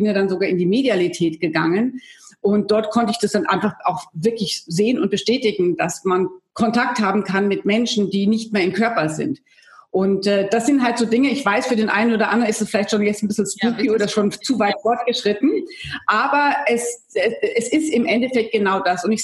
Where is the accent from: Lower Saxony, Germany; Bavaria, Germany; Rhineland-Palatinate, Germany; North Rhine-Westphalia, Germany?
Bavaria, Germany; Munich; ich komme ursprünglich aus Deutschland. Ich komme aus einer Akademikerfamilie.